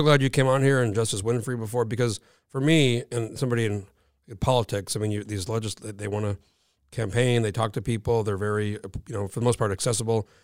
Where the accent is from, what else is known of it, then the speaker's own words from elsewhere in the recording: New Mexico, United States; moved away as an adult; now in Alaska, United States; I grew up in New Mexico